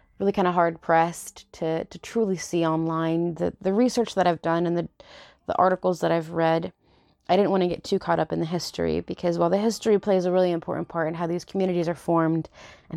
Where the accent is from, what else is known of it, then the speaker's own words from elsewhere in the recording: United States; being Mexican American hasn't really been around for that long, you know, and we've kind of always had to struggle